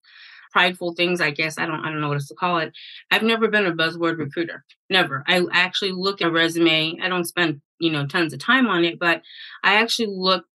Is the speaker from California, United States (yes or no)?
yes; the Bay Area, California, United States; I'm from the Bay